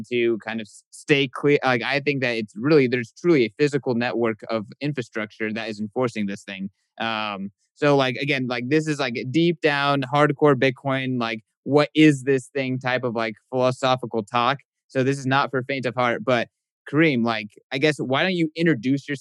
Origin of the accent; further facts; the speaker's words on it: Egypt; I am sitting across the stream from a fellow Egyptian